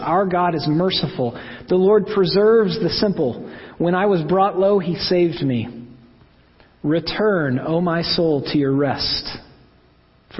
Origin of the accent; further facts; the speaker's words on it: Oklahoma, United States; I'm from Oklahoma